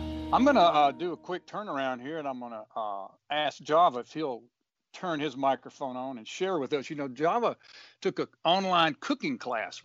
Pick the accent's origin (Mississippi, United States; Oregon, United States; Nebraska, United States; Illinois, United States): Mississippi, United States; Booneville; now in Jackson, United States; growing up in Boonville